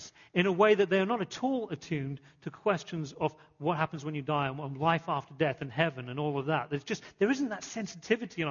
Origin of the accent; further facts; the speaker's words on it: England, United Kingdom; moved away; growing up in England